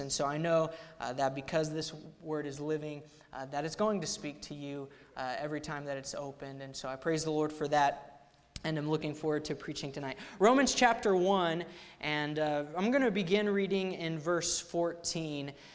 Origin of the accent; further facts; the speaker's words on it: Ponca City, Oklahoma, United States; I grew up in Ponca City, Oklahoma, there at Central Baptist Church under Pastor Waterloo.